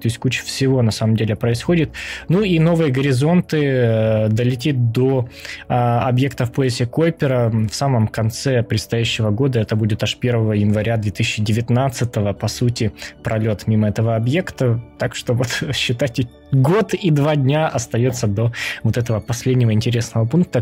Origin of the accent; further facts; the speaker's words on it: Kyiv, Ukraine; moved away; из Киева, даже если быть точнее